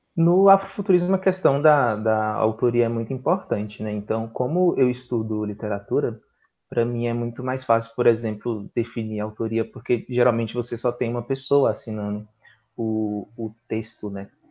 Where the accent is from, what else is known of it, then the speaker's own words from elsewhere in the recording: Brasília, Federal District, Brazil; Eu sou daqui de Brasília